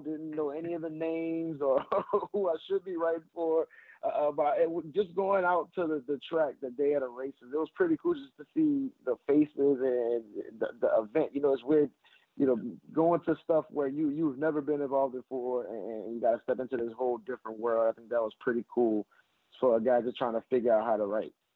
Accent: New Orleans, Louisiana, United States; I love my New Orleans people, and I'm from New Orleans, so I'm always going to speak for New Orleans

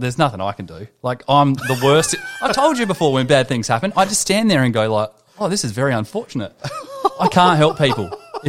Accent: Santa Monica, California, United States; born there; I was born in Santa Monica, California on the 28th of August, 1969.

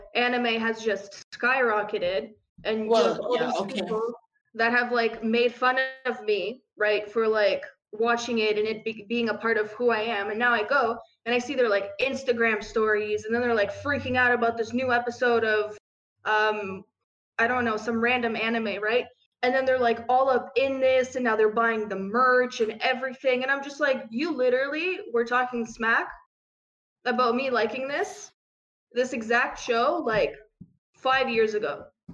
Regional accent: Canada; English is a second language; also born or lived in Ukraine; Canada when I was 5 going on 6, right? And so I'm sitting there in front of the TV and I need to learn English

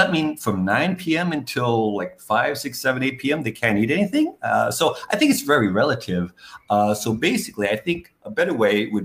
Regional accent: New York City, New York, United States; moved away; I'm from New York City

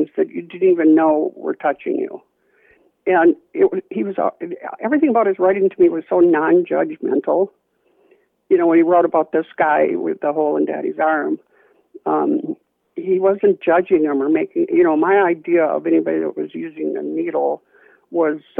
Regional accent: Richfield, Minnesota, United States; I grew up on 65th in Portland in Richfield, Minnesota

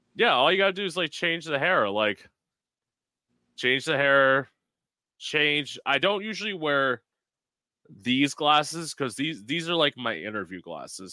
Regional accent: Florida, United States; I lived in Florida my whole life

